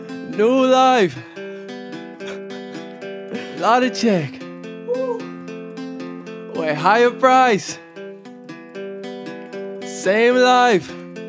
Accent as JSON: {"language": "English", "town": "Kelowna", "region": "British Columbia", "country": "Canada", "tie": "born or raised there", "said": "Born and raised Kelowna."}